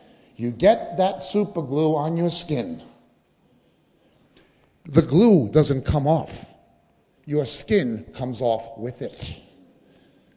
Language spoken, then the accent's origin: English; United States; moved away; I come from the United States originally, even though my family are Israeli